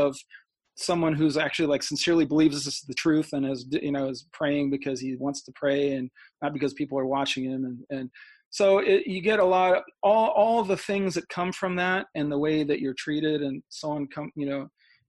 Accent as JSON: {"language": "English", "region": "Midwest", "country": "United States", "said": "I'm from the Midwest, which is another situation."}